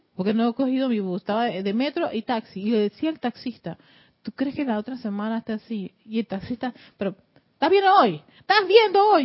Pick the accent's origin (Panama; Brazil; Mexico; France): Panama